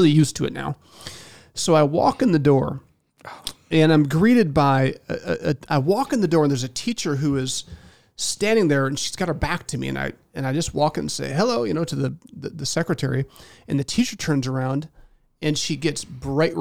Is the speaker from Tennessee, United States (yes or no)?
no; Indiana, United States; I'm from Indiana